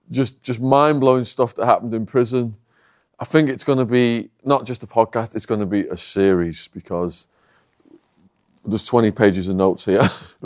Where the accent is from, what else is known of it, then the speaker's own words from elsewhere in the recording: Widnes, North West England, United Kingdom; So I grew up in Widnes, just over an hour from here.